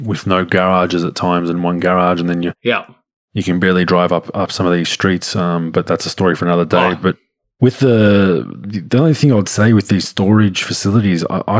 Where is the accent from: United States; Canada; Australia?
Australia; Melbourne, Victoria; in the southeast suburbs where we grew up